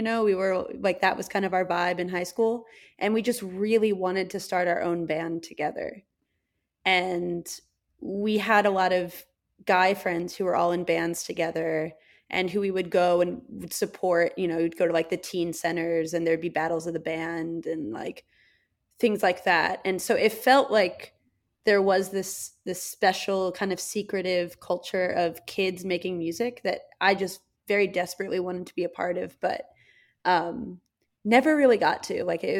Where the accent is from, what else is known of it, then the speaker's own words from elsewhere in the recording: New York City, New York, United States; born there; I was born in New York City and like I have a lot of family who is from there